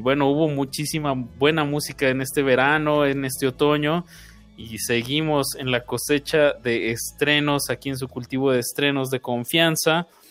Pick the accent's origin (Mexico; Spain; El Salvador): Mexico; como mexicanos